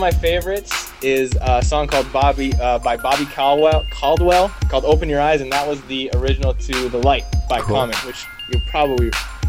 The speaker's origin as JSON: {"language": "English", "town": "Vancouver", "region": "British Columbia", "country": "Canada", "tie": "born or raised there", "moved": "yes", "lives_now": "Los Angeles, United States", "said": "I'm from Vancouver. We grew up in the same hood."}